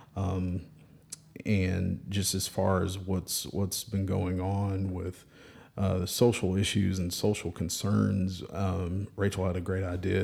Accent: Birmingham, Alabama, United States; from Birmingham

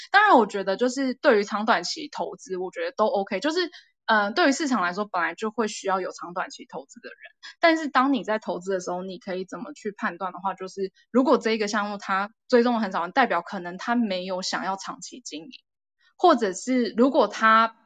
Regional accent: Taiwan; 身为台湾人都有一个责任

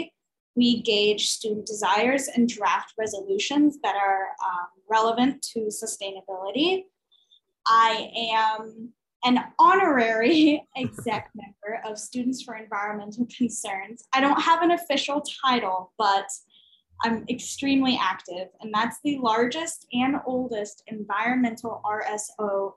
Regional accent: Carbondale, Illinois, United States; I was born and raised in Southern Illinois

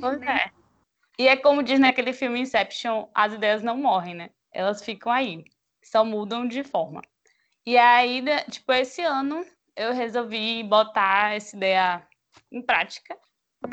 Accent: Feira de Santana, Bahia, Brazil; now in Salvador, Brazil; Eu nasci, tipo, da, na Princesinha do Sertão, em Feira de ah. Santana, na Bahia, né? Brasil.

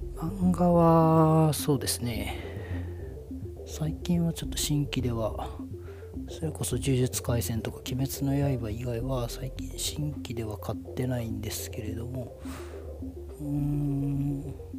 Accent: Miyazaki, Japan; moved away as an adult; also born or lived in Okinawa; 宮崎県、九州の宮崎県出身です。で、えーと、高校まで過ごして

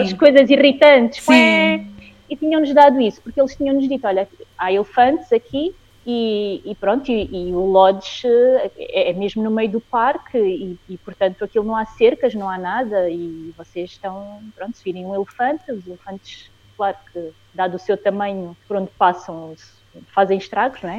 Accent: Angola; now in Portugal; eu Sou angolana, apesar de estar a viver em Portugal, sou angolana

